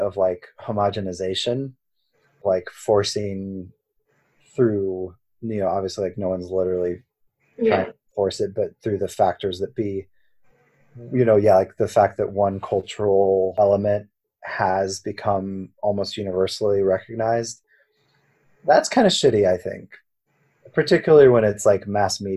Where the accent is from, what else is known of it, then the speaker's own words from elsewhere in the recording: the South, United States; growing up in the South